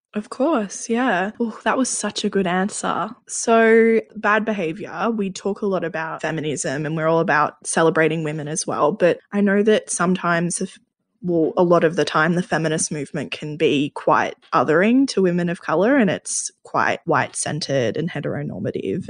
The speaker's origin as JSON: {"language": "English", "country": "Australia", "said": "as Australians, a central part of our identity"}